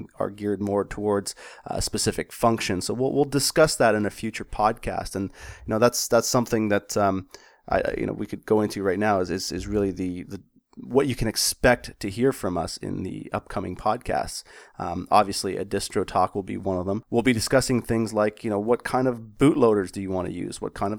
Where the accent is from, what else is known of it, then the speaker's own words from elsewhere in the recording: Canada; As a Canadian and a hockey player